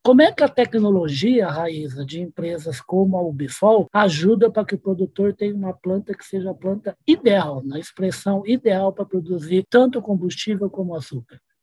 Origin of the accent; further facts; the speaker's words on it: Uberaba, Minas Gerais, Brazil; Uberaba, onde eu nasci.